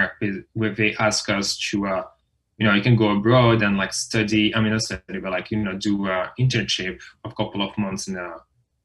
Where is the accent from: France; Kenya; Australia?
France; moved away as an adult; now in United States; I'm French. You know, I was born and raised in France.